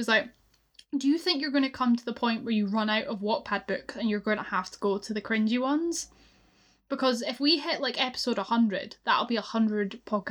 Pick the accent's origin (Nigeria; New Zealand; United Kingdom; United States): United Kingdom; Scotland; I'm Scottish.